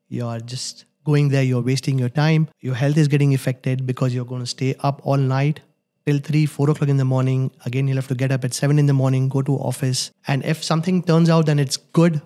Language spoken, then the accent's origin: English; Gujarat, India; moved away as an adult; also born or lived in Mumbai, India; now in Dubai, United Arab Emirates; I am born in Gujarat. I've done my schooling in Gujarat.